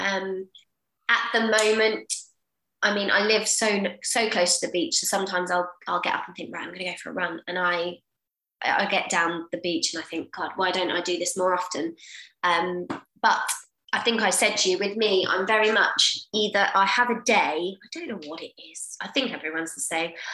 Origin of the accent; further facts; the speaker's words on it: Portsmouth, South East England, United Kingdom; moved away as an adult; I was born in Portsmouth. So I am Portsmouth born and bred.